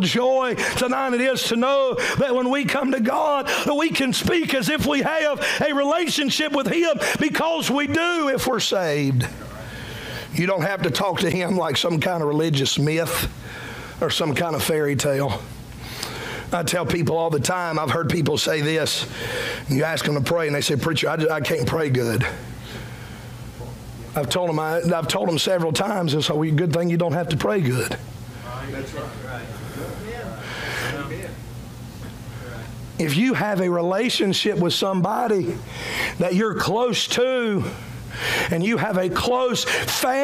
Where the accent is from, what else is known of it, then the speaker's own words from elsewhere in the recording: Cowpens, South Carolina, United States; You're from Cowpens like me, amen. We don't talk like that. We're country boys from the middle of nowhere